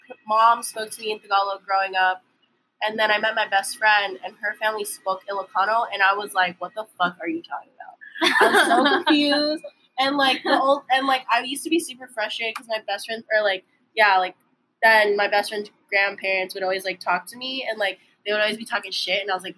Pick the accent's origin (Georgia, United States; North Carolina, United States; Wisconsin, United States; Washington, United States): Washington, United States; Seattle; now in Hawaii, United States; I did not grow up in the Philippines. I am actually American-born. Grew up in Seattle. But very much like them, I'm also considered local.